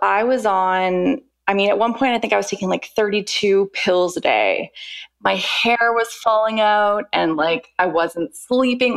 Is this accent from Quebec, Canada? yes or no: no; Vancouver, British Columbia, Canada; moved away as an adult; now in London, United Kingdom; I'm originally from Vancouver, Canada, born and raised, and I have been living in the UK for the past 10 years.